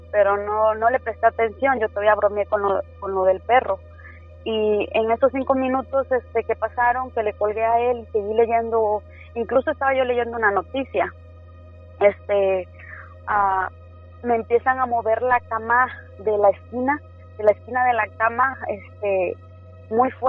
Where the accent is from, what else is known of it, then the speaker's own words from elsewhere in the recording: Tres Valles, Veracruz, Mexico; also born or lived in Villahermosa; now in United States; Ah, pues soy nacida en Villahermosa, Tabasco, pero criada en Veracruz, en un pueblito que se llama Tres Valles.